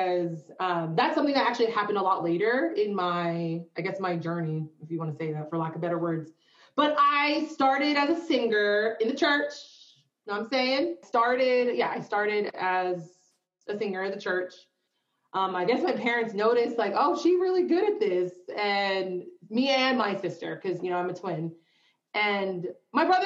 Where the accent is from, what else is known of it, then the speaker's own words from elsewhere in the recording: East Coast, United States; moved away; from the East Coast